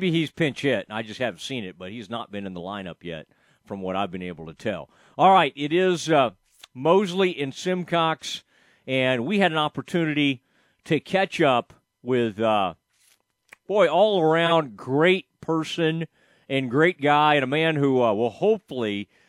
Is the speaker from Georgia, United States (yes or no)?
no; Kaufman, Texas, United States; Stephen Cade, you know, the youngster from my hometown